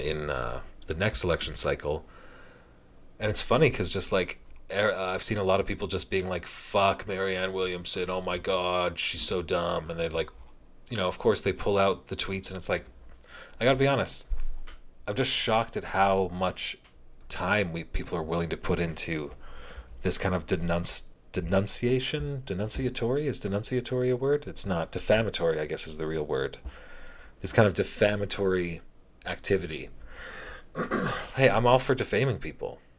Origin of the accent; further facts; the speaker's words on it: Canada; as a Canadian hockey fan